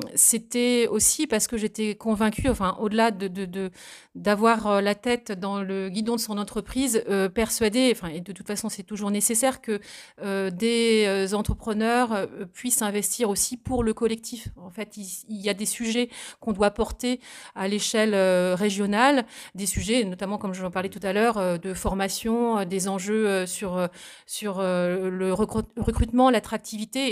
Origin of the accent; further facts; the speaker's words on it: Saint-Hilaire-du-Harcouët, Normandy, France; also born or lived in Vernix, Manche; je suis originaire de la Manche, je suis née à Saint-Hilaire-du-Harcouët. j'ai vécu dans le Sud-Manche également, du côté de Bassilly